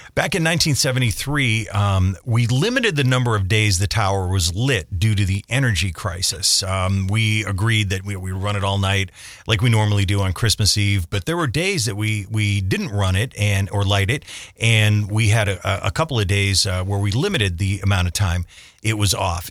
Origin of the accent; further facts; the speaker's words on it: Scranton, Pennsylvania, United States; when I was a kid growing up in South Scranton